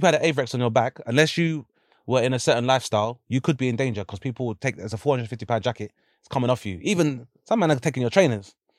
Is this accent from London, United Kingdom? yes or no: yes; London, United Kingdom; I grew up in Lewisham